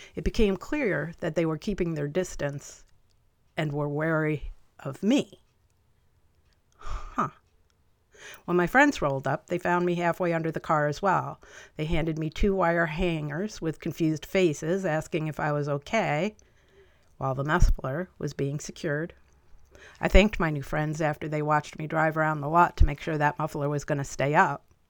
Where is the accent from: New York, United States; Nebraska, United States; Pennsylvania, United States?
New York, United States; Chatham; also born or lived in Albany, New York; Columbia County, Chatham, New York, is where I did the rest of my growing up